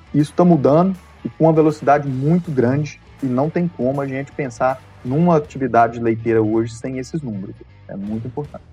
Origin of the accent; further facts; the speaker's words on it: Pompeu, Minas Gerais, Brazil; fui nascido e criado aqui em Pompeu